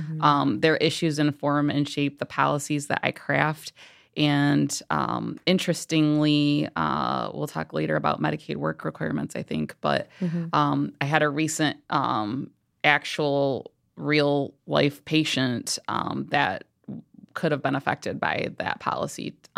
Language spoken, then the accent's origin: English; Kalamazoo, Michigan, United States; I'm born and raised in Kalamazoo, Michigan, and was hoping to go back after I was in Marquette University for my degree in Milwaukee, Wisconsin.